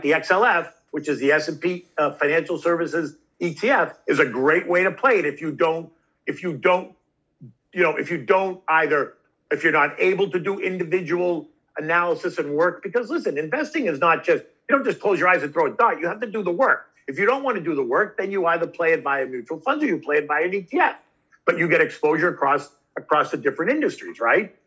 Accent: Boston, Massachusetts, United States; I was a kid from Boston.

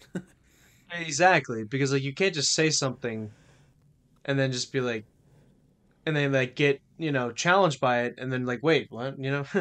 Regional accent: Louisiana, United States; we're from Louisiana

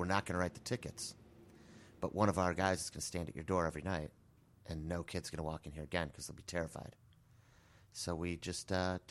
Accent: Bartlett, Illinois, United States; No, I'm actually from Bartlett, Illinois. I was going to school in Iowa.

